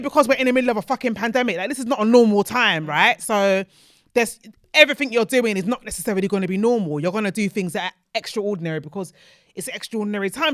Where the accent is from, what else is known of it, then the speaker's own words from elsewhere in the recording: Nigeria; as a Nigerian